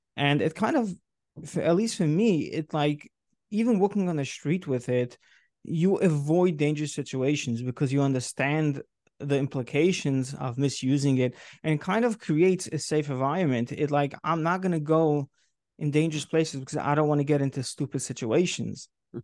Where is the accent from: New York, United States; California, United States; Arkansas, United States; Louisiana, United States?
New York, United States; New York City; moved away as an adult; now in Rockland County, United States; I grew up in Brooklyn, New York